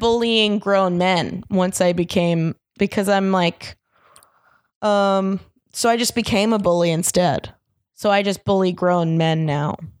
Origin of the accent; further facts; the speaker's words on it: Orlando, Florida, United States; moved away; Orlando, originally.